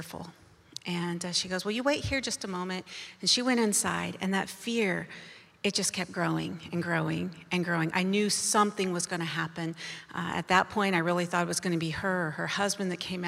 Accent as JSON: {"language": "English", "country": "United States", "tie": "born or raised there", "said": "I was born in America to a Christian family"}